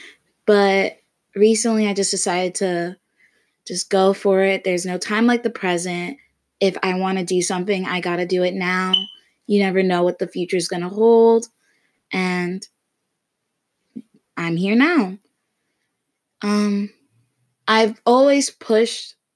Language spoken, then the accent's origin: English; Florida, United States; also born or lived in Connecticut; I'm from Florida, actually born in Connecticut, but I moved to Florida when I was really young, so basically raised in Florida